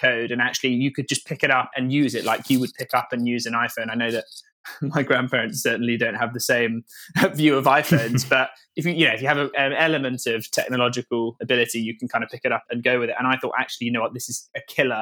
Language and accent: English; Norfolk, East of England, United Kingdom; I grew up in Norfolk, fairly rural